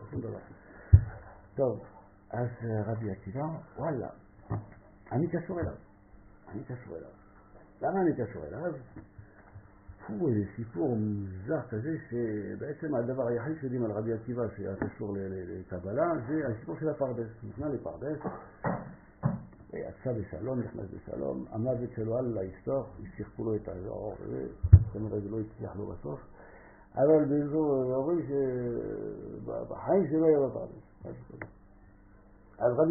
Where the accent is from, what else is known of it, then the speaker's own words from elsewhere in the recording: France; Hebrew is a second language; moved away; אני צרפתי